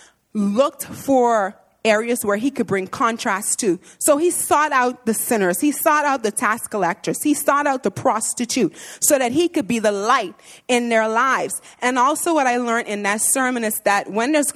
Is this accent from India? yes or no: no; Bahamas; moved away as an adult; I'm from the Bahamas, and so I come from an all-black church